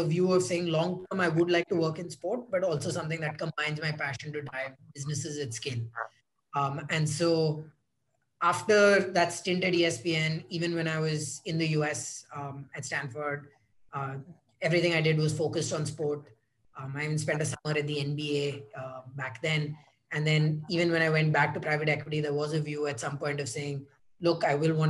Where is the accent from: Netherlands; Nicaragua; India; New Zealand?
India; growing up in India